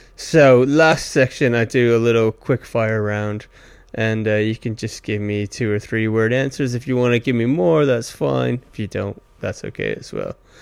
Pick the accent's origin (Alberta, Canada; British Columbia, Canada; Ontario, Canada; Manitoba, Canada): Ontario, Canada; Stratford; I'm from Stratford, Ontario, Canada.